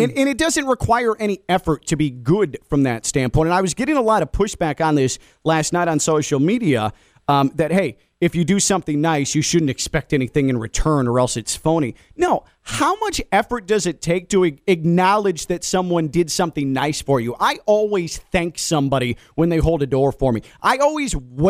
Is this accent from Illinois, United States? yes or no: yes; Chicago, Illinois, United States; born or raised there; now in South Florida, United States